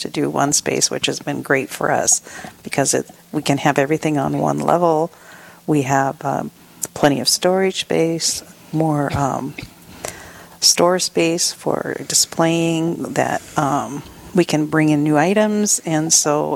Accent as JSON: {"language": "English", "town": "Rapid City", "region": "South Dakota", "country": "United States", "tie": "born or raised there", "said": "I was born and raised in South Dakota and have spent most of my life in Rapid City"}